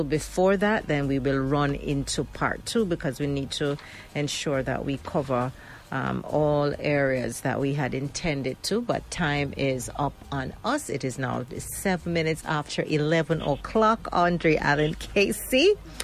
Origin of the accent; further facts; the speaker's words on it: Jamaica; a lot of us as Jamaican